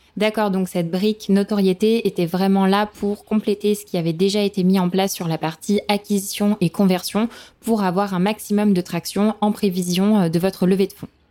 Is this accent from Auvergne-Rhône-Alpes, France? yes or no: yes; Lyon, Auvergne-Rhône-Alpes, France; je suis lyonnaise